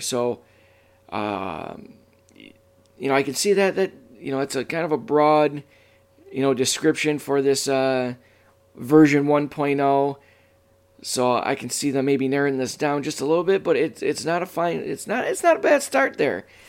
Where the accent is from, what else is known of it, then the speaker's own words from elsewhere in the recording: Michigan, United States; my home state, the great state of Michigan